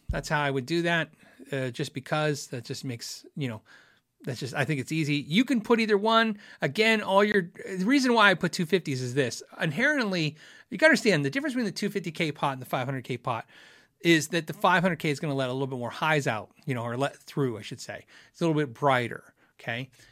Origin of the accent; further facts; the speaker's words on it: Tucson, Arizona, United States; I grew up in Tucson